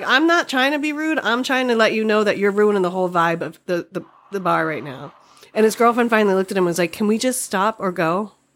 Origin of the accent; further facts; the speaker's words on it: Boston, Massachusetts, United States; accent: Boston; moved away as an adult; now in Alameda, United States; growing up in Boston